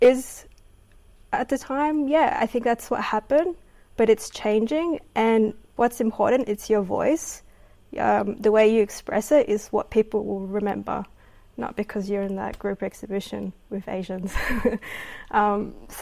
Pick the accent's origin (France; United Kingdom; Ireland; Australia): Australia; I'm Australian Filipino